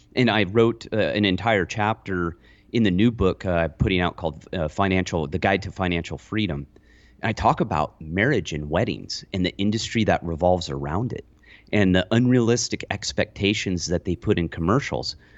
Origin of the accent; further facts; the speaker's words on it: Lone Pine, California, United States; I grew up in Lone Pine.